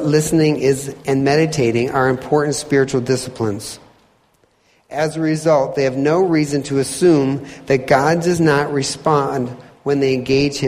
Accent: Michigan, United States; moved away; also born or lived in Indiana; I'm originally from Michigan.

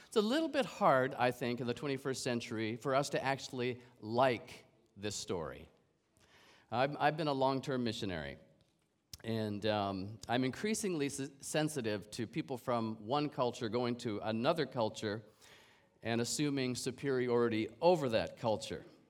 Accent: Canada; I'm a Canadian

